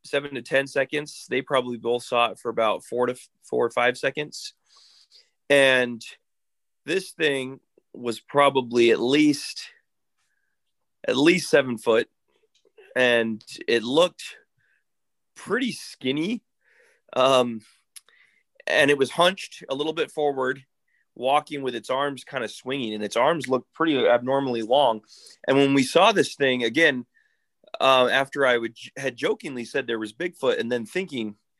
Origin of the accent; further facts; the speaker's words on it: Interior Alaska, United States; I'm born and raised in Alaska